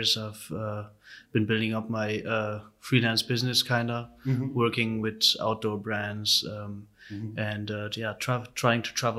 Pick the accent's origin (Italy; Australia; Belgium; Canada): Belgium; Brussels, Brussels-Capital Region; born or raised there; moved away as an adult; also born or lived in Hanover, Germany; now in Berlin, Germany